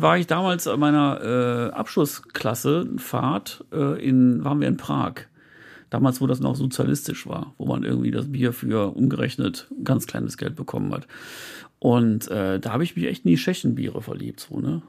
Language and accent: German; Viersen, North Rhine-Westphalia, Germany; ich komme ja aus Viersen